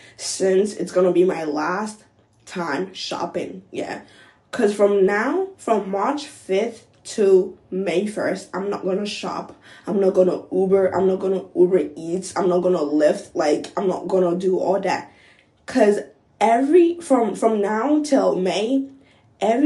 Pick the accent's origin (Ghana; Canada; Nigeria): Ghana; moved away as an adult; now in United States; I was born and raised in Ghana. My parents are both Ghanaians, period. And yeah, I moved to the US like a few years ago.